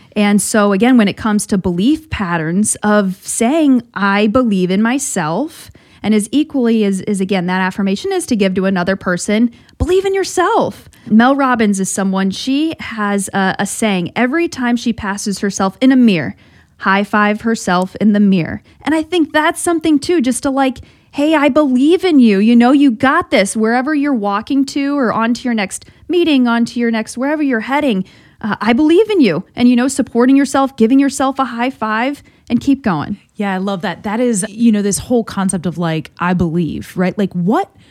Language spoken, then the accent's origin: English; South Bend, Indiana, United States; moved away; also born or lived in Boston; I'm from South Bend, went to, went to St. Mary's